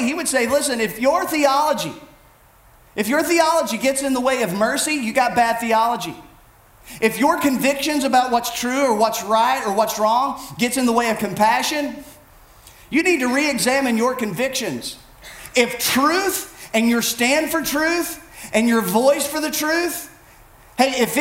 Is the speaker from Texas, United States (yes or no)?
no; Bell County, Kentucky, United States; I grew up in Bell County, Kentucky. I'm an Appalachian, born, bred, raised